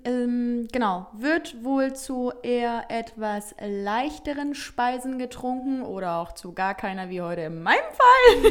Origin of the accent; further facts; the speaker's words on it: Heinsberg, North Rhine-Westphalia, Germany; meine Heimat. Denn ich mhm. schicke mhm. ganz liebe Grüße ins beschauliche Heinsberg